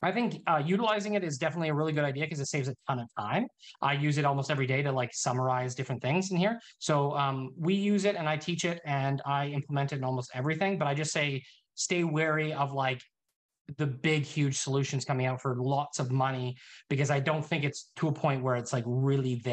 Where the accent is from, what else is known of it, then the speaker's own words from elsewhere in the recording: Canada; also born or lived in Summerland, British Columbia; I'm Canadian